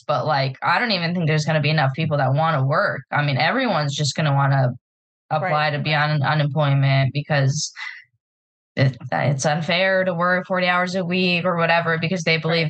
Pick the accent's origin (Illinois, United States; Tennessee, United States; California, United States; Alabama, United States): California, United States; Southern; I'm from Southern California